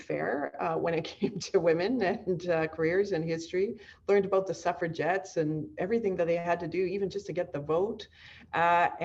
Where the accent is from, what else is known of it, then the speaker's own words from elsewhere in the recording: Kamloops, British Columbia, Canada; I'm from British Columbia, born and bred here, either on the coast or spent most of my sort of formative years in the interior in Kamloops